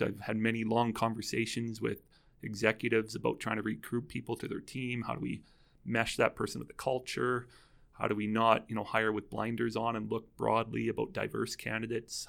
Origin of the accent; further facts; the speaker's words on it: Calgary, Alberta, Canada; I am from Calgary here